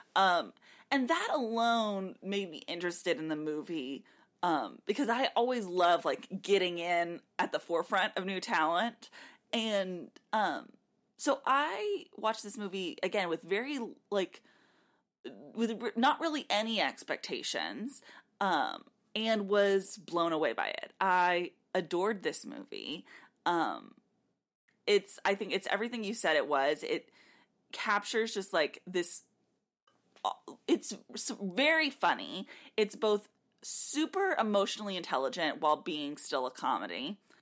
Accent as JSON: {"language": "English", "region": "South Texas", "country": "United States", "tie": "born or raised there", "said": "We grew up in South Texas."}